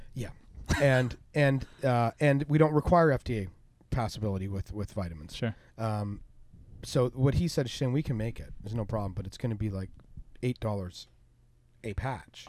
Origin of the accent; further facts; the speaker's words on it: Unionville, Ontario, Canada; my hometown of Unionville